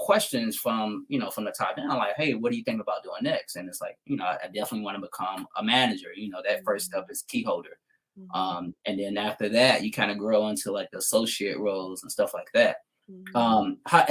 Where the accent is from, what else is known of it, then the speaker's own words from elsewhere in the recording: the South, United States; you know, I grew up in the South, so I know what a teacher looks like, just as far as it's like coming out of school. A lot of African-Americans down South, a lot of women, they go into the profession of teaching